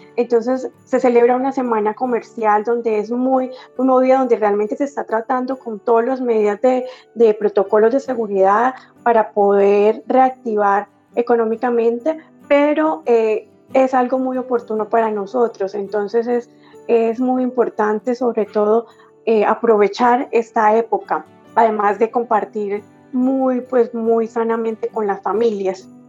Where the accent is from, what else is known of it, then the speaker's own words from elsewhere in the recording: Saravena, Arauca, Colombia; soy de Saravena, Arauca